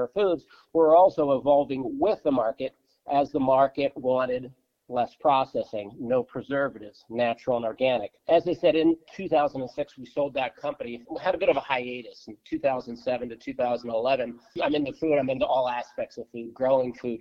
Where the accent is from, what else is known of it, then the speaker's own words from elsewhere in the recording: Baltimore, Maryland, United States; I grew up in Baltimore in a traditional Polish family